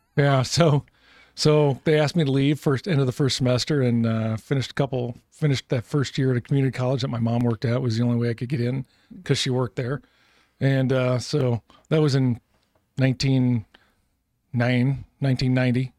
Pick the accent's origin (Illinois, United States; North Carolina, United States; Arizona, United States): Illinois, United States; Galesburg; moved away as an adult; I grew up in Galesburg, Illinois, small little farm town